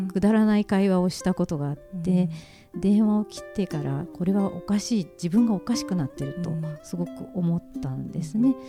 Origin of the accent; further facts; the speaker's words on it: Kumamoto, Japan; 私は熊本の出身で